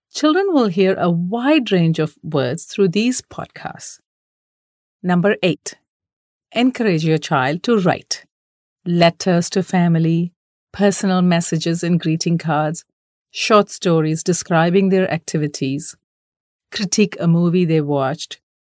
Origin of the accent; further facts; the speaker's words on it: India; we Indian parents